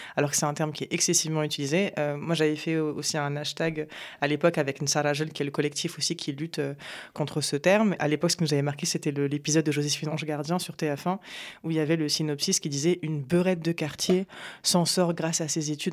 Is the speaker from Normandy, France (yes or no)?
no; Apt, Provence-Alpes-Côte d'Azur, France; also born or lived in Morocco; j'ai grandi à Apt, dans le Vaucluse